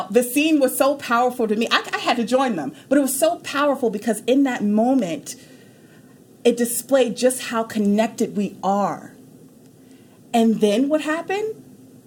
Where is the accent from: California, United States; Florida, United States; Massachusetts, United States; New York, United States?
New York, United States; also born or lived in Houston, Texas; now in Dallas, United States; I'm from New York